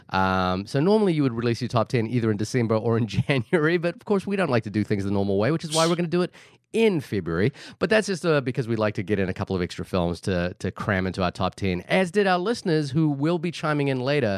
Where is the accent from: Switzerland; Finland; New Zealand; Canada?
New Zealand; Wellington; now in New York, United States; Wellington City, which is where I am from